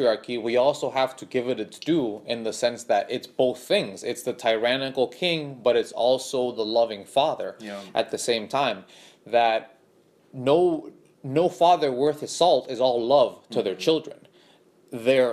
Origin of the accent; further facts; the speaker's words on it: Honduras; also born or lived in born in Honduras; now in United States; I come from Honduras, which is a very dysfunctional place